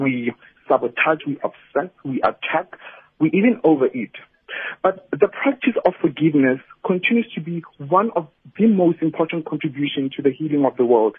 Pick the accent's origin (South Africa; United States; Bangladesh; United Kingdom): South Africa; as South African